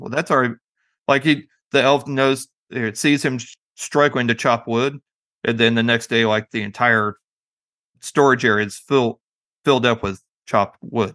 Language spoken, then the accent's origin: English; Springfield, Missouri, United States; that's my hometown